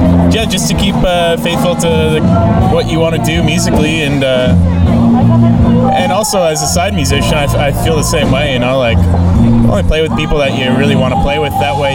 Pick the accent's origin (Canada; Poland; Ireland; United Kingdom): Canada; Peterborough, Ontario; now in Toronto, Canada; growing up in the Peterborough scene when it was even weirder than it is now, if you can imagine, in the early 2000s, when I was just a young lad